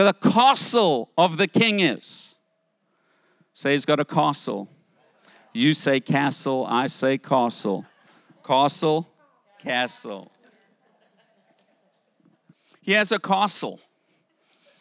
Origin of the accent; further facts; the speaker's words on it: United States; I'm American